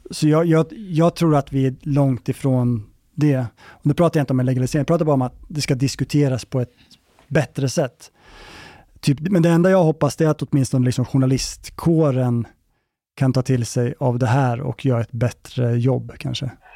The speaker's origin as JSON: {"language": "Swedish", "town": "Gävle", "region": "Gävleborg County", "country": "Sweden", "tie": "born or raised there", "said": "nu är jag uppväxt i Gävle"}